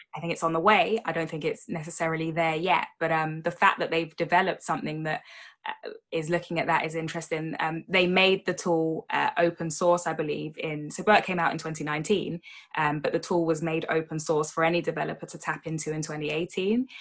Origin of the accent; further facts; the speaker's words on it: United Kingdom; as a Brit